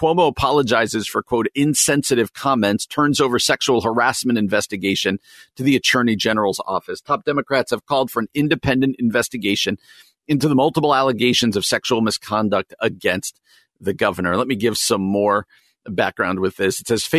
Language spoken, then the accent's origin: English; New Jersey, United States; well-known governor of New York when I was growing up in New Jersey